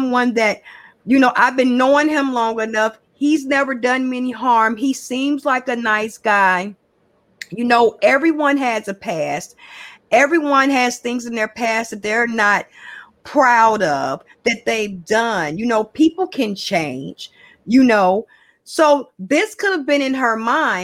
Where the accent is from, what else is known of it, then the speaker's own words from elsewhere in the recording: Chicago, Illinois, United States; I'm from Chicago. I'm from the West Side. I'm from Chicago